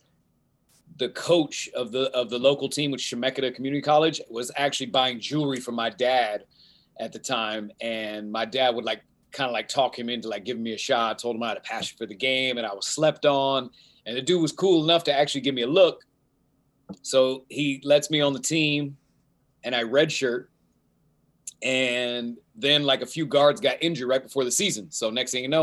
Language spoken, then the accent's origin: English; Keizer, Oregon, United States; I'm actually from Kaiser, Oregon